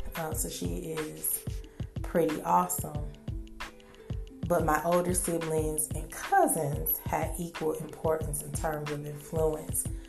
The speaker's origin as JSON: {"language": "English", "town": "Milwaukee", "region": "Wisconsin", "country": "United States", "tie": "born or raised there", "said": "I was born in the Midwest, Milwaukee, Wisconsin, circa 1970 something"}